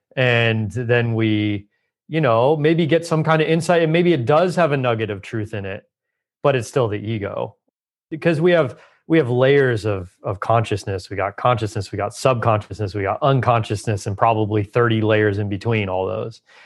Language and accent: English; Southern California, United States; I grew up in Southern California